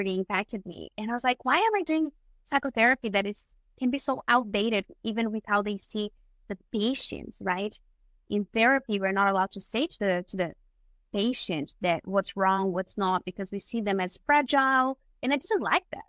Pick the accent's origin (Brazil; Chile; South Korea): Brazil; moved away as an adult; now in Australia; I was born and raised in Brazil, that's where I studied psychology. And when I moved to Australia